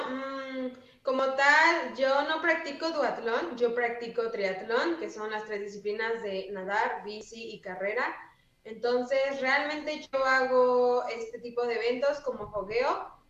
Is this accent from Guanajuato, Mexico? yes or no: no; Puebla, Mexico; una compañera me preguntó que si yo era de Puebla y le dije que sí